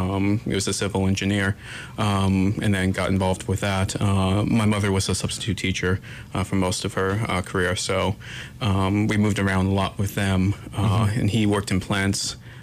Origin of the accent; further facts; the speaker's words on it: Brownsville, Texas, United States; also born or lived in Corpus Christi / New Jersey; I grew up, I was born in Brownsville, Texas. My parents moved around a lot, not as much as some, but a fair amount. I lived in Brownsville, then Corpus Christi, then moved out to New Jersey